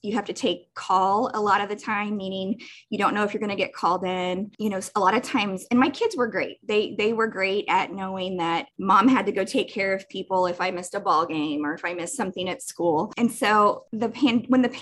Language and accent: English; Jefferson City, Missouri, United States; moved away as an adult; also born or lived in Columbia, Missouri; now in Olathe, United States; my hometown of Jefferson City